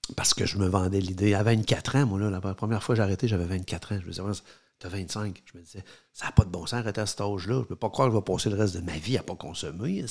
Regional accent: Quebec City, Quebec, Canada; nous, on vient de Québec

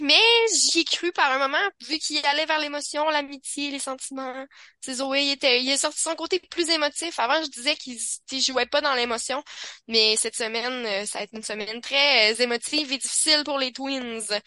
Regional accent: Quebec City, Quebec, Canada; je viens de Québec

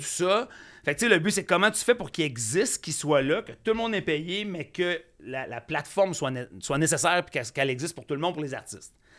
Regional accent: Saint-André, Quebec, Canada; also born or lived in Saint-Lazare, Quebec; je viens de Saint-André, en fait, mais j'ai enseigné à Vaudreuil

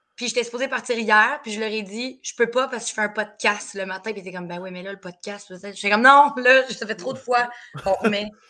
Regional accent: Terrebonne, Quebec, Canada; also born or lived in Laval; j'ai grandi à Terrebonne, j'ai été élevée à Terrebonne.

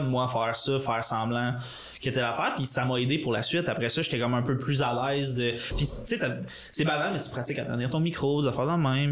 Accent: Gatineau, Quebec, Canada; moved away as an adult; c'est sûr les deux on est de Gatineau

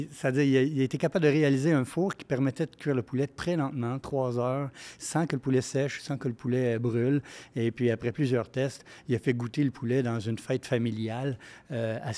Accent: Shawinigan, Quebec, Canada; born there; Moi, je suis né à Shawinigan, dans la première succursale que mon père a ouvert lui-même euh, sans ses frères, là, Shawinigan Barbecue.

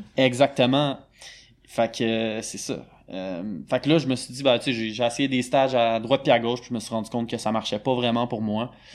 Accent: Montreal, Quebec, Canada; De Montréal, born and raised.

